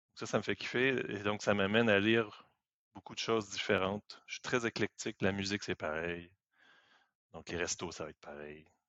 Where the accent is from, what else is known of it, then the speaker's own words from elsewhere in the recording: Quebec, Canada; moved away as an adult; also born or lived in France / Paris; je suis né au Québec. Je suis arrivé en France en 2005.